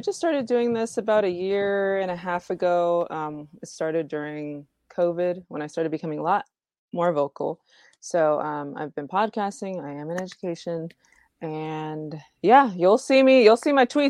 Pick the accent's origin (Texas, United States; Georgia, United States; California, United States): Texas, United States; Houston; also born or lived in Connecticut / Cuba; I was born in Connecticut. My parents are retired military. So we lived in Connecticut. We lived in Cuba. And then we moved here. And so I've been here pretty much most of my life here in Houston.